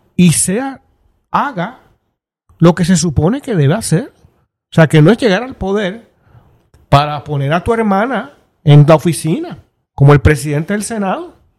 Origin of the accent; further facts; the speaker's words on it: Puerto Rico; los puertorriqueños